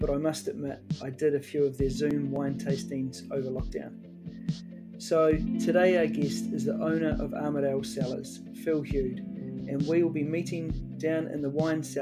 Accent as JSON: {"language": "English", "country": "New Zealand", "said": "I'm a New Zealander"}